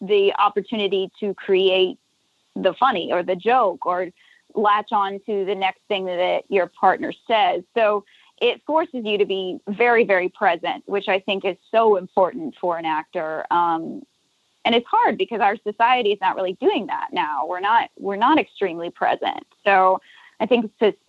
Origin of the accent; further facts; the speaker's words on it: Nashville, Tennessee, United States; moved away as an adult; also born or lived in Los Angeles; now in New Orleans, United States; I grew up in Nashville, was in LA for 10 years and then came down here